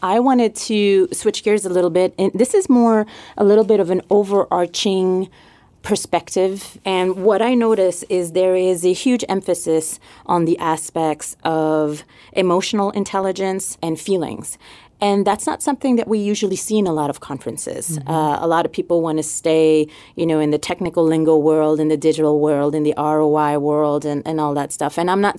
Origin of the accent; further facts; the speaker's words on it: Montreal, Quebec, Canada; accent: French; moved away; So yes, I'm originally from Montreal.